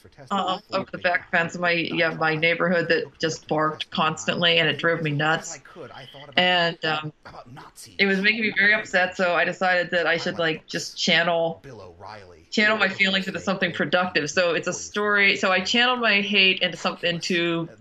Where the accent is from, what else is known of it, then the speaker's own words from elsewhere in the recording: Ohio, United States; moved away; also born or lived in Pittsburgh, Pennsylvania; I grew up in Ohio, in Pennsylvania. My family's from Pittsburgh, and then I grew up mostly in Ohio.